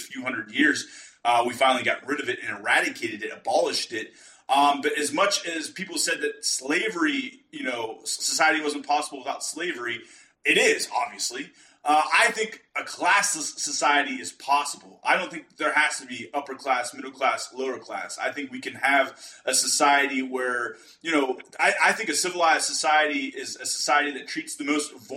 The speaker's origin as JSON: {"language": "English", "region": "Western Pennsylvania", "country": "United States", "said": "We're both from Western Pennsylvania"}